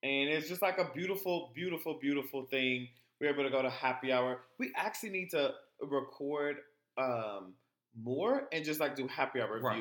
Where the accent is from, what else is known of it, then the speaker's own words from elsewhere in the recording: Texas, United States; I'm from Texas, so we were the last slaves to know